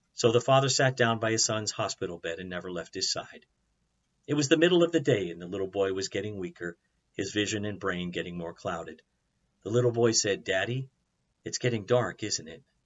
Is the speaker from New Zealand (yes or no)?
no; United States; American Christians